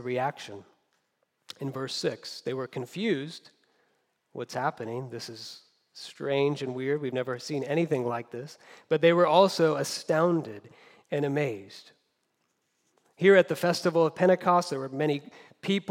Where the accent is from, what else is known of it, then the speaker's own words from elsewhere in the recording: United States; also born or lived in Southern California; As Americans